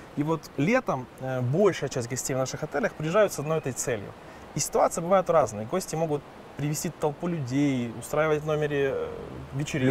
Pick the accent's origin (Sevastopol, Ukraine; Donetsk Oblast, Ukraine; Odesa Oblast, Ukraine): Odesa Oblast, Ukraine; Odesa; moved away as an adult; now in Carpathians, Ukraine; Я из Одессы.